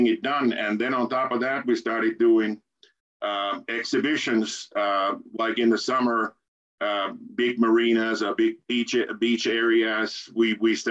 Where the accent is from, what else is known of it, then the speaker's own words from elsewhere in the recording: Turku, Southwest Finland, Finland; my hometown, Turku